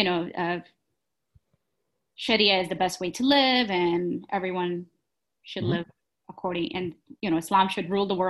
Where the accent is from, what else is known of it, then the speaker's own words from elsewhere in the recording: Houston, Texas, United States; I'm in my 30s and I'm a law student at Loyola. I grew up in Houston